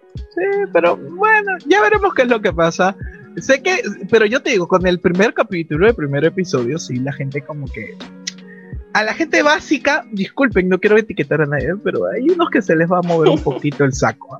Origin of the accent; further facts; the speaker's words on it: Peru; yo soy de Perú